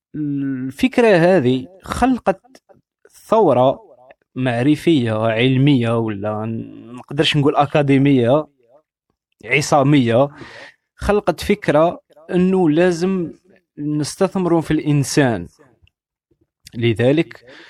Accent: Algeria; أنا جزائري وعندي ميكانيزم تفكير جزائري

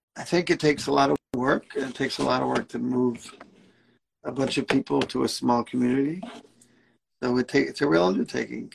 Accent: New York City, New York, United States; moved away as an adult; also born or lived in Israel; now in Omaha, United States; I grew up in Brooklyn, right next to Kensington

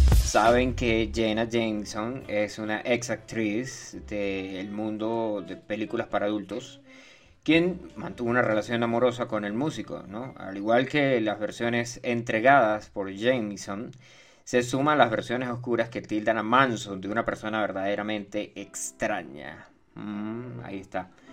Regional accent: Venezuela; ya no soy venezolano. Yo cambié mi pasaporte

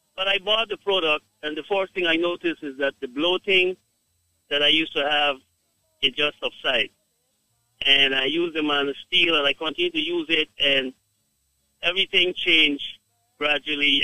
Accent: Guyana; I am from Guyana

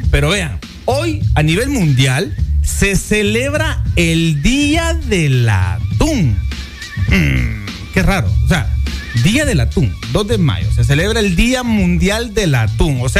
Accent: Guanaja, Bay Islands, Honduras; de donde yo soy, de Guanaja, de la Bahía

